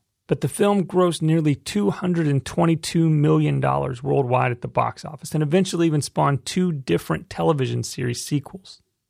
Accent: Fort Worth, Texas, United States; my hometown, Fort Worth

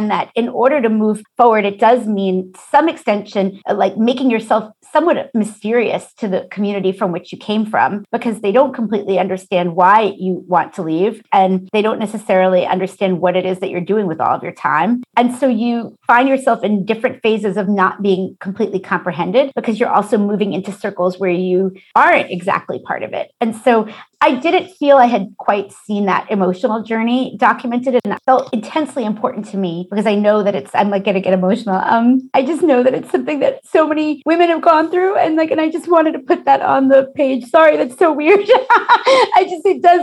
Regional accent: New York City, New York, United States; We're both from South Brooklyn

